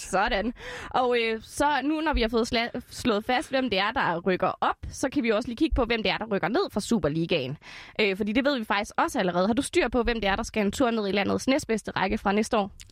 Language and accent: Danish; Esbjerg, Southern Denmark, Denmark; min egen hjemby, Esbjerg